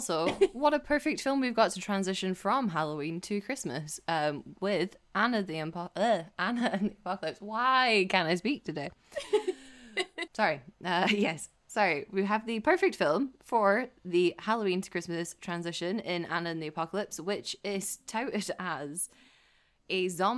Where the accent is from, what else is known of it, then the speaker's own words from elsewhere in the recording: Falkirk, Scotland, United Kingdom; my hometown of Falkirk